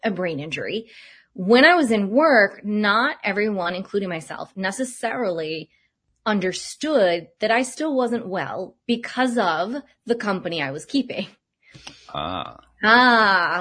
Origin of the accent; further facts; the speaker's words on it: Cape Cod, Massachusetts, United States; moved away; also born or lived in Boulder, Colorado; Growing up on Cape Cod